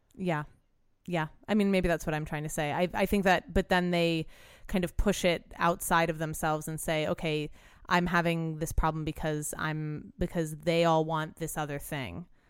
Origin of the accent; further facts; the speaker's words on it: New Orleans, Louisiana, United States; now in Los Angeles, United States; I'm from New Orleans